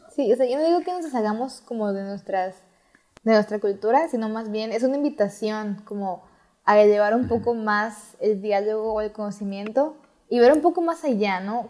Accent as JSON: {"language": "Spanish", "country": "Mexico", "said": "estoy en México, soy mexicana"}